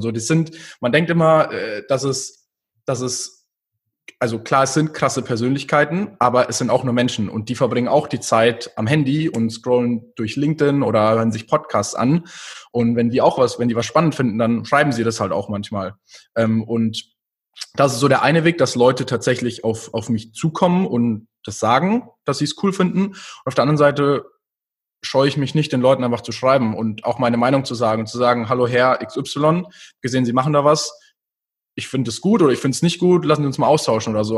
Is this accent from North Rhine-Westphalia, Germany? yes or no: no; near Munich, Bavaria, Germany; also born or lived in New York; Ich bin äh, in der Nähe von München geboren und aufgewachsen